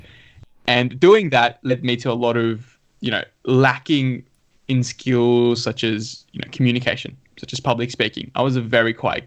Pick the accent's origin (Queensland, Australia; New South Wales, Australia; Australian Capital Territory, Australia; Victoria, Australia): New South Wales, Australia; Sydney; also born or lived in Dhaka, Bangladesh / Canberra; moved to this country with my mom and dad in 2003. And so lived here in Western Sydney, grew up in Punchbowl.